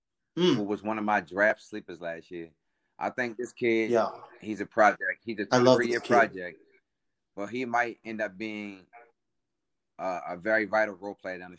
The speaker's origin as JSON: {"language": "English", "town": "Baltimore", "region": "Maryland", "country": "United States", "said": "I'm from Baltimore"}